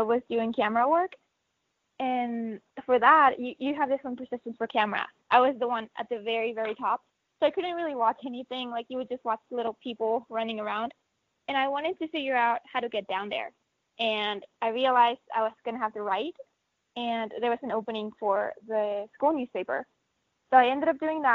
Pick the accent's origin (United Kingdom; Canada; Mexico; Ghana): Mexico; now in New Mexico, United States; I was born in Mexico